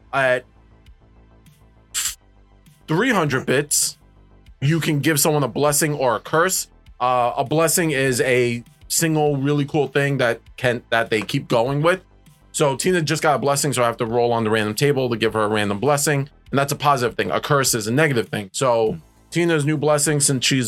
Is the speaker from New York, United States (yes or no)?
yes; New York City, New York, United States; we are from New York